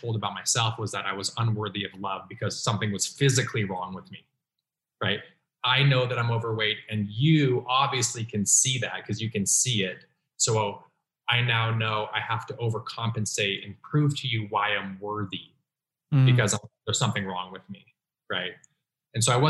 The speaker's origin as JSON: {"language": "English", "region": "Utah", "country": "United States", "tie": "born or raised there", "said": "I was raised in Utah."}